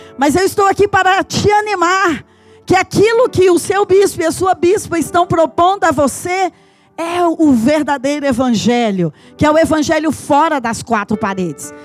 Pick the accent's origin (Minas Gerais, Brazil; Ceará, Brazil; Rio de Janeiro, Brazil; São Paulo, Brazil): Minas Gerais, Brazil; Patos de Minas; moved away; also born or lived in João Pinheiro, Brazil; eu nasci em Patos de Minas, eu morei em João Pinheiro, as nossas fazendas eram aqui perto de João Pinheiro